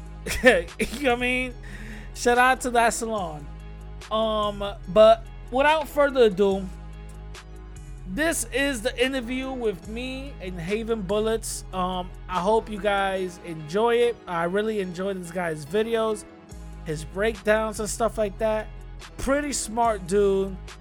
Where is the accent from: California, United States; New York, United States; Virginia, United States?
New York, United States; New York City; moved away; I grew up in the Bronx